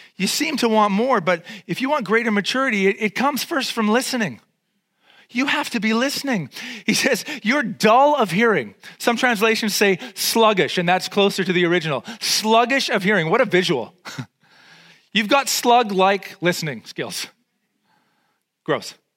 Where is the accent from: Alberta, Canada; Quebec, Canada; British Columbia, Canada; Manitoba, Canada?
British Columbia, Canada; Vancouver; I grew up in East Van. I'm totally street